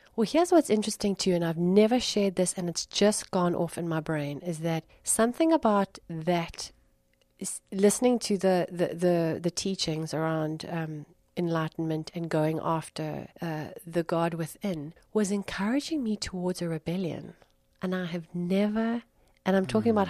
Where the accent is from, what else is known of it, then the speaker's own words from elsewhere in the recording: Durban, KwaZulu-Natal, South Africa; moved away as an adult; also born or lived in Cape Town / London; I moved from uh, from where I grew up in Durban to Cape Town for ten years